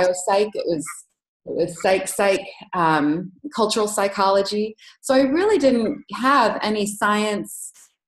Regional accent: Dallas, Texas, United States; also born or lived in Rio Grande City, Texas; I grew up mostly in Dallas

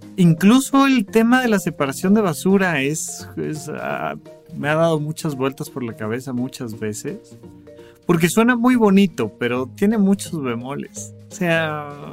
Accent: Almoloya de Juárez, State of Mexico, Mexico; Cuando yo crecí allá en Almoloya de Juárez, cuando yo era niño

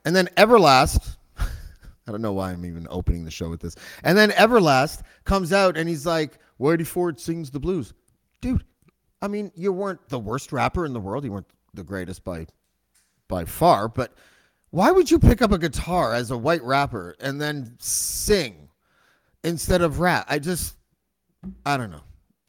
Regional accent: Whitby, Ontario, Canada; I grew up in Oshawa Whitby. So we probably had a similar upbringing.

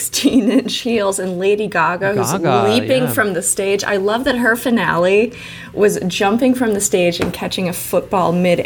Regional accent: Pittsburgh, Pennsylvania, United States; I'm from Pittsburgh.

